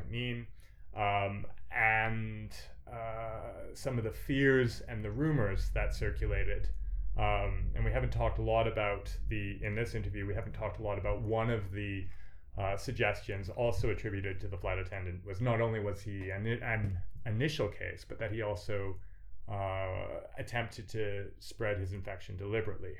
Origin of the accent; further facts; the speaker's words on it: Canada; I am Canadian myself